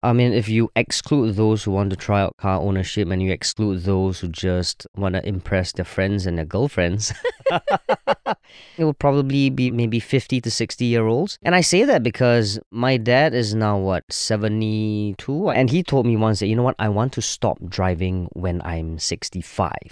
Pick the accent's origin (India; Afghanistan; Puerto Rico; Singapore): Singapore; I'm a Singaporean